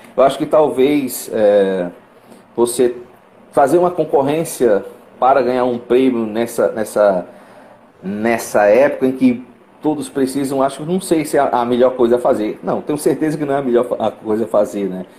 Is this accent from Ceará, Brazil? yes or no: yes; Fortaleza, Ceará, Brazil; sou eu de Fortaleza